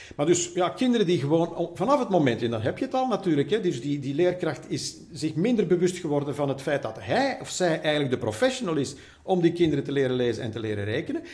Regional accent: Flanders, Belgium; bij ons in Vlaanderen

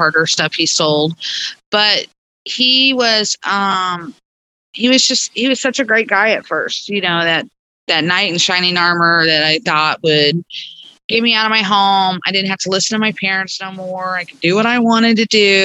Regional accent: Stella, Missouri, United States; also born or lived in Neosho, Missouri; I grew up around Stella, Missouri and Neosho.

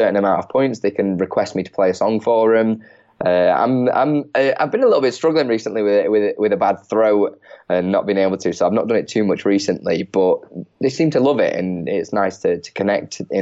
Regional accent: Chesterfield, East Midlands, United Kingdom; I'm from Chesterfield originally in the UK

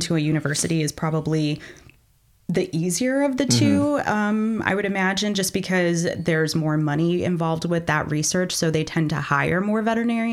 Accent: Texas, United States; moved away as an adult; also born or lived in Denver, Colorado / Grenada; now in Columbia, United States; I am originally from Texas.

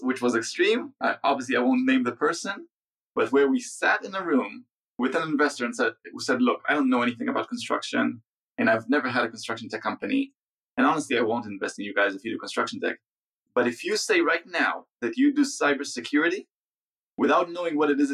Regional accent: Israel; we're software people from Israel.

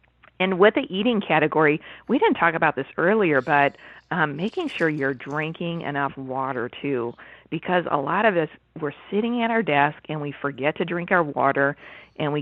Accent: Chicago, Illinois, United States; now in Ontario, Canada; I was born and raised in Chicago, and now I'm living in Ontario

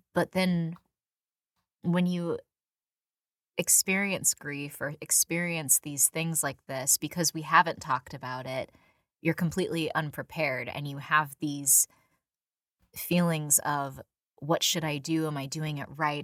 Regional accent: San Diego, California, United States; I, I, you know, was born and raised in San Diego.

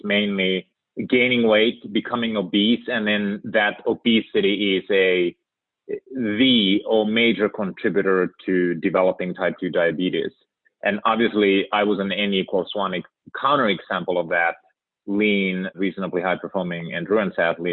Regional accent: Finland; moved away as an adult; now in United States; born and raised in Finland

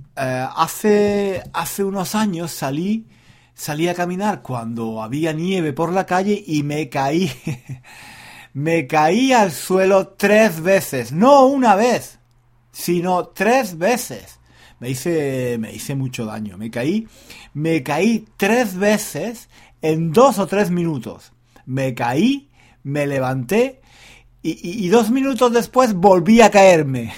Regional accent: Spain; now in London, United Kingdom; yo crecí en España, en una familia donde había muchas mujeres

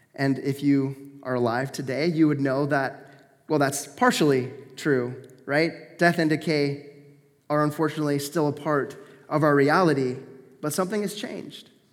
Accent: Grants Pass, Oregon, United States; now in Canada; I'm from the States. I grew up in Grants Pass, Oregon

